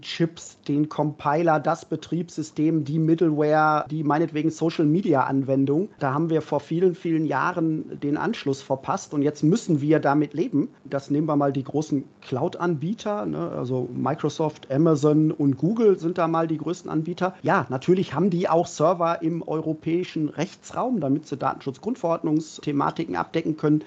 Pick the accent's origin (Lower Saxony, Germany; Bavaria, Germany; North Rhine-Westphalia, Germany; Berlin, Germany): Berlin, Germany; Jetzt als Berliner